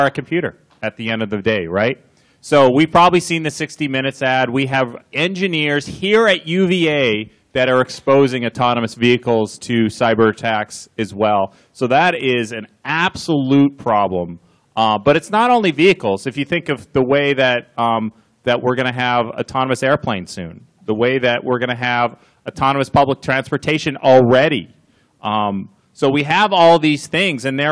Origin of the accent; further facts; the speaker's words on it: Canada; now in United States; I'm Canadian